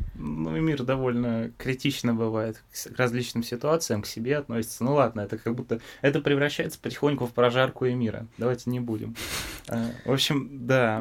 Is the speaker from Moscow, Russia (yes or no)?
no; Biysk, Altai Krai, Russia; moved away; Да, я из города Бийска. Это в Алтайском крае